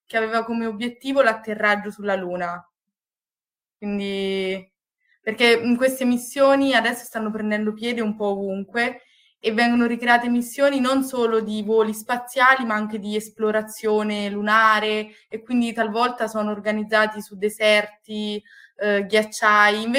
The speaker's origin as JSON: {"language": "Italian", "region": "Marche", "country": "Italy", "lives_now": "Padua, Italy", "said": "vengo dalle Marche e sono un ingegnere biomedico, ho una laurea triennale all'Università di Pisa e poi mi sono trasferita a Padova per la magistrale"}